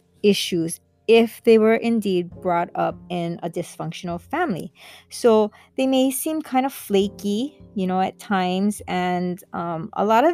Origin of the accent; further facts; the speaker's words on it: Kailua, Hawaii, United States; I'm from Hawaii, Kailua side. And being brought up on these islands